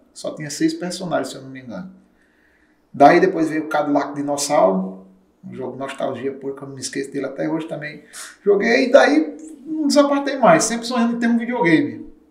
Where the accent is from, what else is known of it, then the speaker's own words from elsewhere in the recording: Soledade, Paraíba, Brazil; eu sou de Soledade, interior da Paraíba, 190 quilômetros aqui da capital